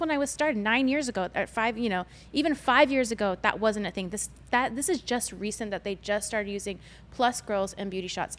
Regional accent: United States; I'm an, Amer- an American Asian. I'm not from China

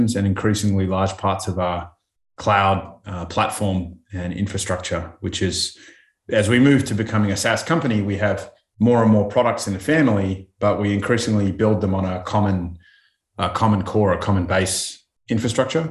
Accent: Australia; being Australian

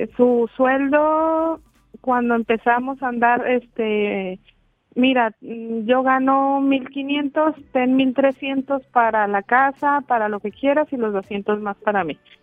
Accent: Durango, Mexico; now in Chihuahua, Mexico; yo no soy de Chihuahua. Yo vivo en Chihuahua, yo soy de Durango.

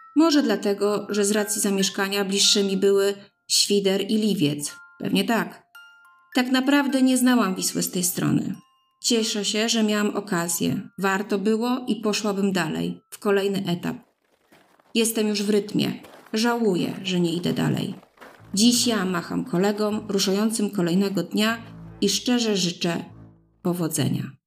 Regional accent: Mińsk Mazowiecki, Masovian Voivodeship, Poland; mojego rodzinnego miasta, Mińska Mazowieckiego, oddalonego 30 km od Warszawy

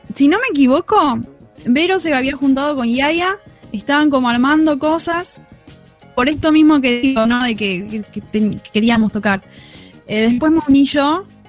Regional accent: Escobar / Tigre, Buenos Aires, Argentina; Nosotras somos eh, de Escobar y de Tigre

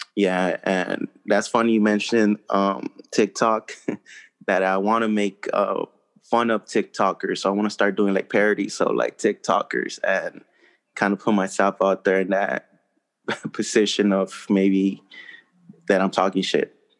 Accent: Los Angeles, California, United States; English is a second language; also born or lived in Mexico; I am from Los Angeles

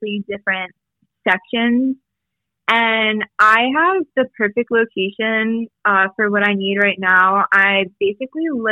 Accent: Philadelphia, Pennsylvania, United States; moved away as an adult; now in Charleston, United States; I'm from Philadelphia, so, and I hate the north, I hate the cold, I had to get out of there

